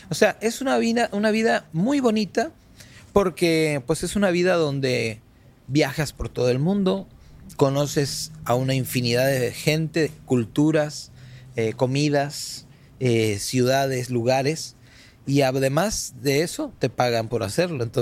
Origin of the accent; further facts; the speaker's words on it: Argentina; now in Mexico; me siento más que argentino, mexicano, porque ya tengo en México desde el año 87 que salí de Argentina.